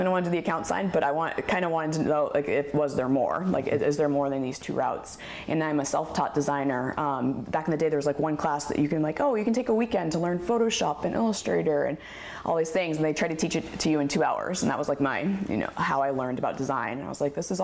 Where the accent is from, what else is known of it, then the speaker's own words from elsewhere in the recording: Colorado, United States; moved away as an adult; also born or lived in Massachusetts; now in Oregon, United States; I basically call myself a Colorado native because I lived there my whole entire life